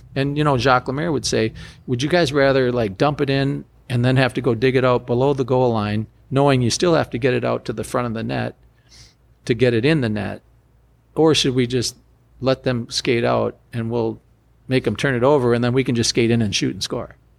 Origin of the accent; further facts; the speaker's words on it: United States; I'm a American college player, first round pick